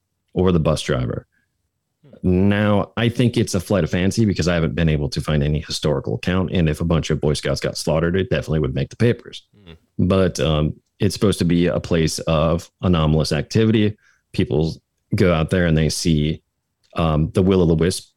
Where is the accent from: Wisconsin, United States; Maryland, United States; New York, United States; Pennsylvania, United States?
Wisconsin, United States; about 90 minutes north of Madison; I grew up about 90 minutes north of Madison, a small kind